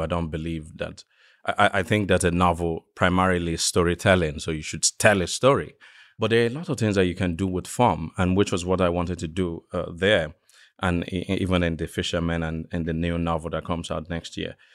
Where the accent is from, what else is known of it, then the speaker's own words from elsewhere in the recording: western Nigeria, Nigeria; moved away; I grew up in the West, uh, of Nigeria